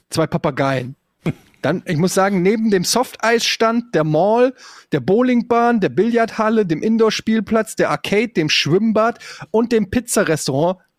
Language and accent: German; Germany; bei uns in Deutschland